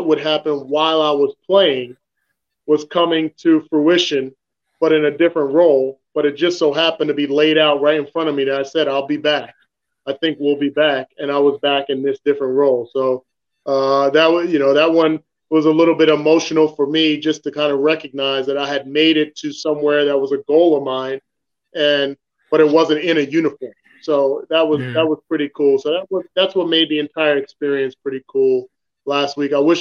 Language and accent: English; New Jersey, United States; moved away; I'm from New Jersey